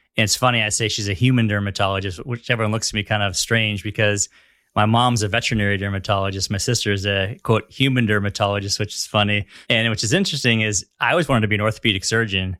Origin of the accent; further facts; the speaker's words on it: Northern California, United States; also born or lived in Los Angeles; now in San Diego, United States; growing up in Northern California